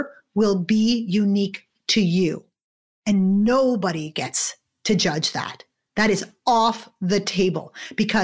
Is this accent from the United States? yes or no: no; Montreal, Quebec, Canada; moved away as an adult; also born or lived in London, United Kingdom; now in Toronto, Canada; I grew up in Montreal in Canada